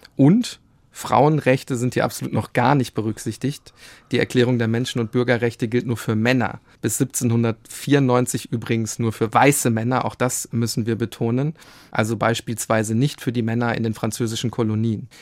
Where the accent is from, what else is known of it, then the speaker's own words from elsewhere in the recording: Germany; bei uns in Deutschland